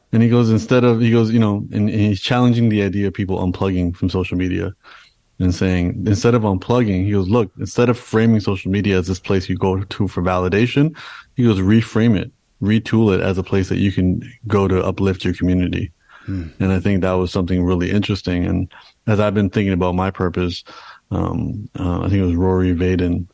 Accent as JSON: {"language": "English", "country": "Canada", "tie": "born or raised there", "said": "being born and raised in Canada, my parents came to Canada and then I was born in Canada."}